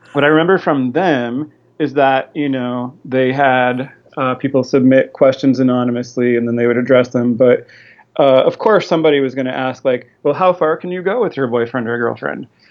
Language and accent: English; Fishers, Indiana, United States; my family moved down to Fishers, Indiana, which is a north suburb of Indianapolis.